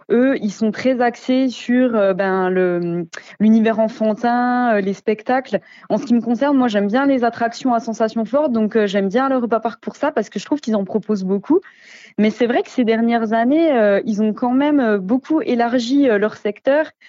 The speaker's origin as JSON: {"language": "French", "town": "Belfort", "region": "Bourgogne-Franche-Comté", "country": "France", "tie": "born there", "said": "Et puis vu que je suis née à Belfort, j'ai toujours été tout près, donc j'y vais depuis très longtemps."}